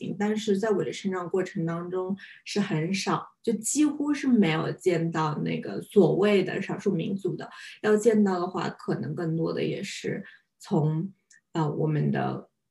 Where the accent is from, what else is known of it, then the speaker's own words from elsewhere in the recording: Ningbo, Zhejiang, China; 但是我是浙江这边的浙江宁波人。然后我父亲那边是更稍微再远一点，就是舟山群岛那边。然后我母亲的话是，呃，宁波就是市区外面，相当于鄞州区这一块的。所以我们自己是有自己的方言啊什么呀